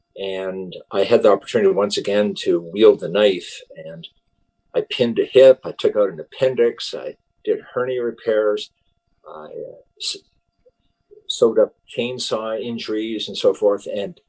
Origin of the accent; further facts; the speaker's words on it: Guelph, Ontario, Canada; I grew up in Southern Ontario in a city called Guelph.